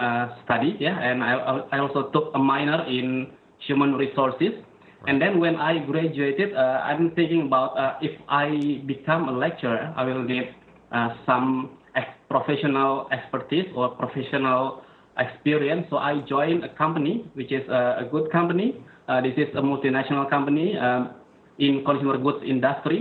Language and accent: English; North Sumatra, Indonesia; moved away as an adult; also born or lived in Jakarta, Indonesia; now in Singapore; I was born and raised in Indonesia. So I was born in an island called Sumatra, yeah, in North Sumatra